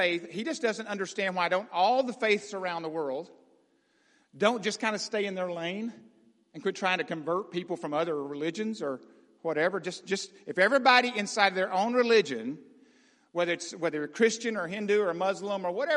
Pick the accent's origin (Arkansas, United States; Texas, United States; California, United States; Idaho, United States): Arkansas, United States; I grew up in Arkansas